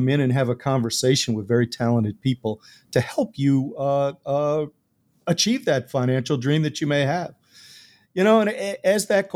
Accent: Buffalo, New York, United States; having been born and raised near Buffalo, New York, you're born with Buffalo Bills blood.

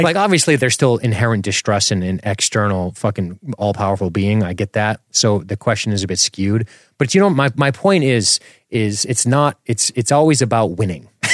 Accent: Florida, United States; I grew up in Florida with a single mother who was in law enforcement

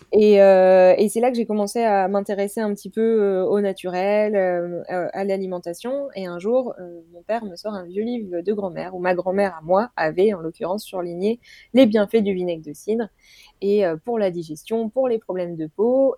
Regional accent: Normandy, France; je suis de Normandie

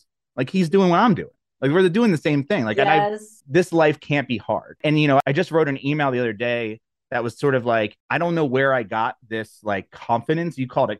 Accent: New Jersey, United States; now in Longmont, United States; So I'm from New Jersey.

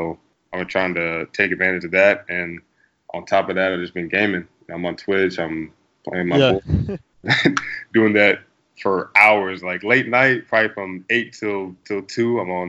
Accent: Kansas, United States; moved away as an adult; now in Boston, United States; we grew up in Kansas because he went to KU. So I grew up in a small town, not a whole lot to do, really a cow town.

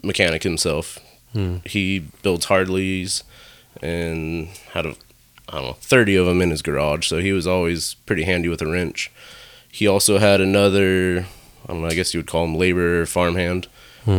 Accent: Santa Cruz, California, United States; I grew up in Santa Cruz, California.

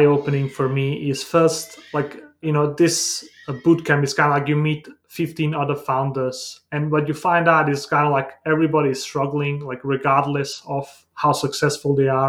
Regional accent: Denmark; also born or lived in Bosnia; I was born in Bosnia in a small town, and I grew up in Denmark due to the war in the Balkans during the 90s

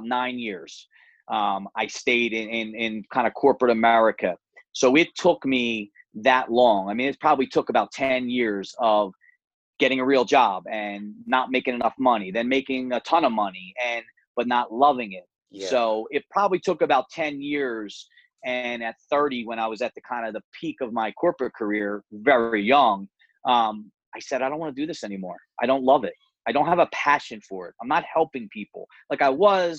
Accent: Philadelphia, Pennsylvania, United States; now in Charlotte, United States; I grew up in Philadelphia

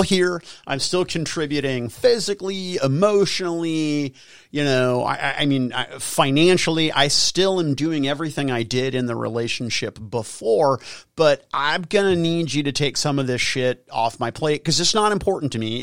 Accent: United States; I'm an American

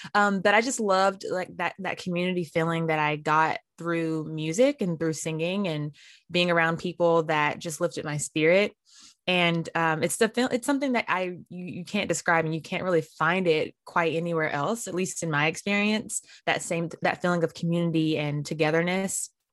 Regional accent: Winston-Salem, North Carolina, United States; I'm from Winston-Salem, North Carolina, hmm. and I grew up going to Mount Zion Baptist Church

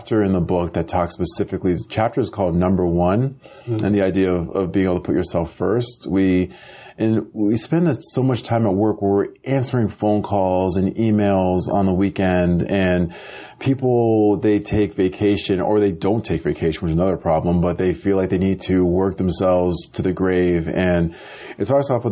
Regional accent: Amherst, Massachusetts, United States; now in Los Angeles, United States; I grew up in a small town in Western Massachusetts called Amherst, Massachusetts.

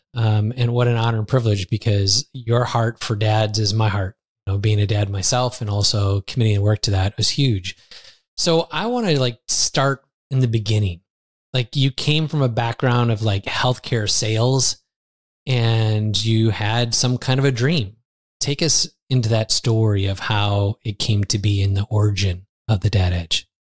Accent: United States; moved away as an adult; now in Lisbon, Portugal; I grew up in the United States

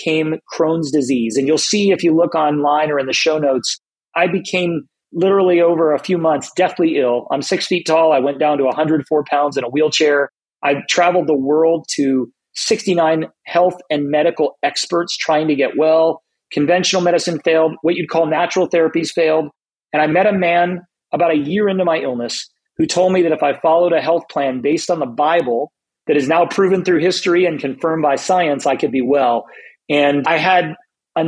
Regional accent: South Florida, United States; moved away as an adult; also born or lived in Southern California; I moved from South Florida, where I was raised, to Southern California

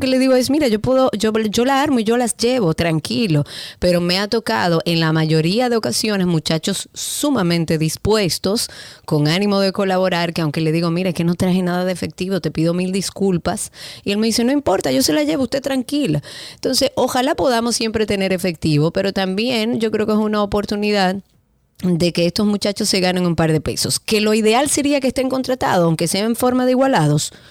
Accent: Dominican Republic

